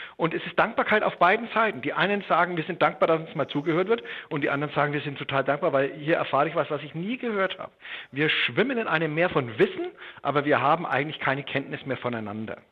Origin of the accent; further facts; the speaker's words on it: western Germany, Germany; also born or lived in Bad Alexandersbad; Jetzt bin ich in der Bundesrepublik aufgewachsen im Westen